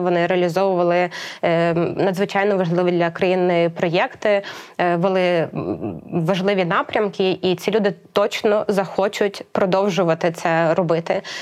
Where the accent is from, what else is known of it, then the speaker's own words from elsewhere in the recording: Ukraine; народилася тут в Україні, тут зростала і розвивалася